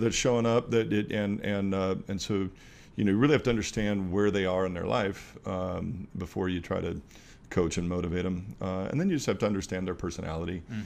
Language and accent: English; Walla Walla, Washington, United States; the little town I grew up in, Walla Walla, Washington